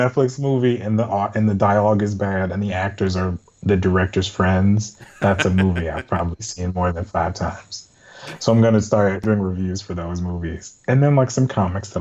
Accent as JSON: {"language": "English", "town": "Chicago", "region": "Illinois", "country": "United States", "tie": "born or raised there", "said": "I grew up in Chicago. I grew up on the South Side in the Morgan Park area."}